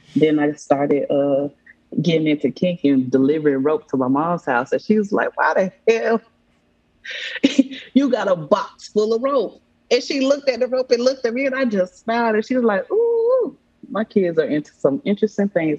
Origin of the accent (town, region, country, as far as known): Atlanta, Georgia, United States; born or raised there